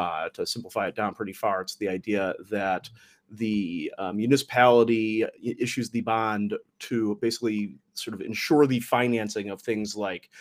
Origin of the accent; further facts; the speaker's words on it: Detroit, Michigan, United States; my hometown of Detroit